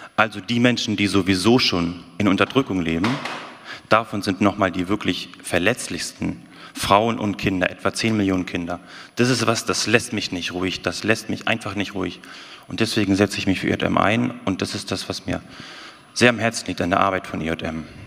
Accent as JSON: {"language": "German", "area": "the North", "region": "Northern Germany", "country": "Germany", "moved": "yes", "said": "Ich bin ja aus dem Norden eigentlich."}